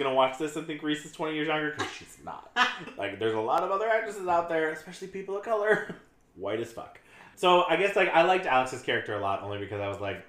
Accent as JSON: {"language": "English", "region": "London", "country": "United Kingdom", "said": "I'm from London. Shout out to my Paris girls."}